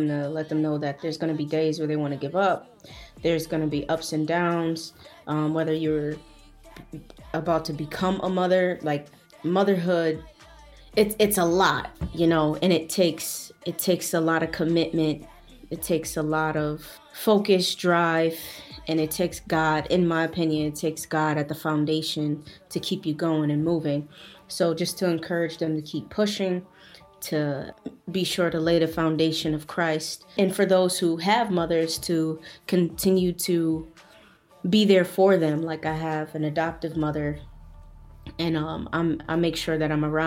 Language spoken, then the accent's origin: English; Buffalo, New York, United States; I'm from Buffalo, New York, upstate New York